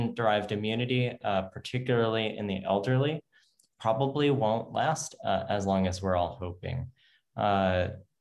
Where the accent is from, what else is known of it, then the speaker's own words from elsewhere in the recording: United States; I'm American. I live in the United States